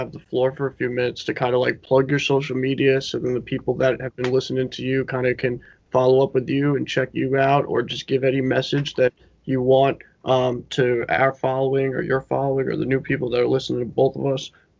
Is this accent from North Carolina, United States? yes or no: no; New York, United States; I'm from New York